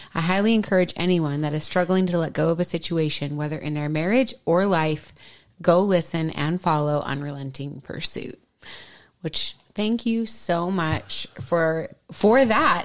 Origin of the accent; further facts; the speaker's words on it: Minnesota, United States; accent: Minnesota; moved away; my Minnesota accent comes right back out